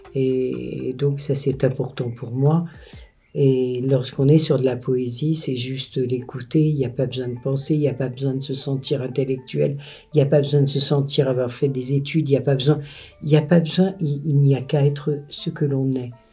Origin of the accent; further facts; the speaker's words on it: Auvergne-Rhône-Alpes, France; also born or lived in Paris / Vermonton; now in Fontaines, France; moi je viens euh, de, de Rhône-Alpes, et je suis une Rhône-Alpine et parisienne